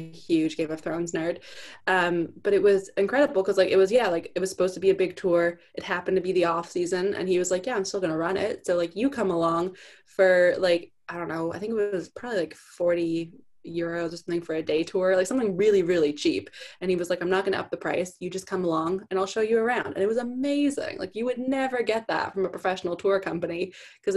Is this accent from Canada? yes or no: yes; Canada; accent: heavy O when I say sorry; also born or lived in East Coast of Canada; I'm from Canada